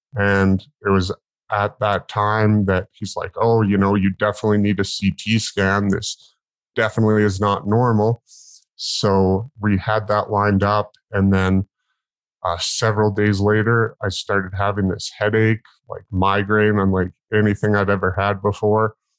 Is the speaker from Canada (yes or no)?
yes; northern British Columbia, Canada; I was born in the Bangor Wilds of northern BC, Canada, um, like way the hell and gone out in the bush.